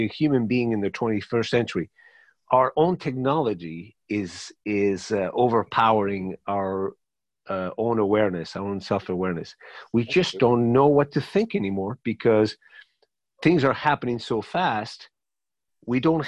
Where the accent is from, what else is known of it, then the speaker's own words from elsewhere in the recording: Paris, Île-de-France, France; first language Spanish; English is a second language; also born or lived in Madrid, Spain; I was born in Madrid and raised in Paris